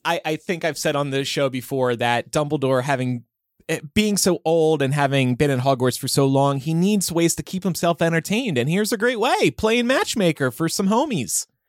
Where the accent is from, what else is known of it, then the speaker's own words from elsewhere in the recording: New Jersey, United States; growing up in South Jersey